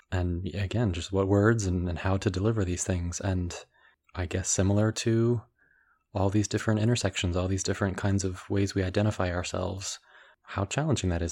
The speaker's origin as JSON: {"language": "English", "town": "Washington", "region": "District of Columbia", "country": "United States", "tie": "born or raised there", "said": "I was born in the Washington, D C area in the States"}